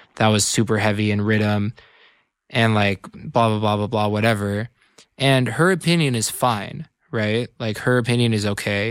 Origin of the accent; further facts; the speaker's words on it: Tiburon, California, United States; I grew up in Tiburon, California